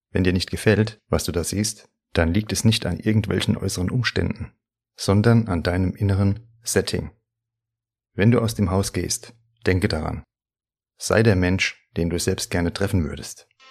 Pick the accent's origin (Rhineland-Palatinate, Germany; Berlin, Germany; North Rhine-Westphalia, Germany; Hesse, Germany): Hesse, Germany; accent: Hessian; also born or lived in Frankfurt am Main; Ich mag meinen hessischen Dialekt